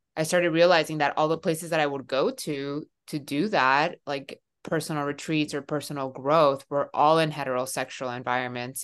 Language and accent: English; Miami, Florida, United States; moved away as an adult; also born or lived in Seattle / Sacramento; now in San Francisco, United States; I am originally from Miami